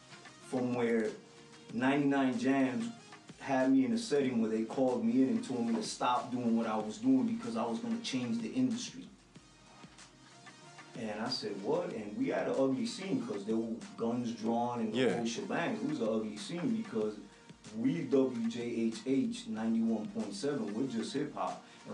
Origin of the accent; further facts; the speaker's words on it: Bronx, New York, United States; now in Miami, United States; I moved out here from the Bronx in like 1974, and you know, I was loving the music out here.